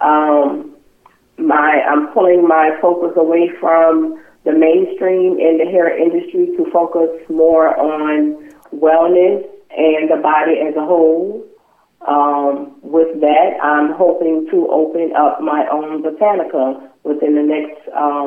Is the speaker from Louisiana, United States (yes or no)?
yes; New Orleans, Louisiana, United States; now in Jonesboro, United States; I'm actually from New Orleans, Louisiana